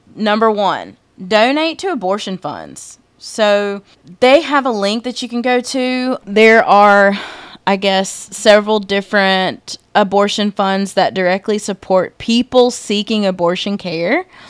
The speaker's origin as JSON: {"language": "English", "region": "rural South Carolina", "country": "United States", "tie": "born or raised there", "said": "I grew up in Podunk, which is my way of saying small town, rural South Carolina"}